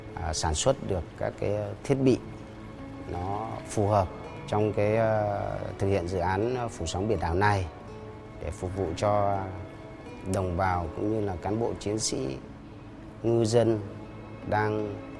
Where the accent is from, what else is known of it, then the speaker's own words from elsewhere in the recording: Vietnam; mình, mình là người Việt Nam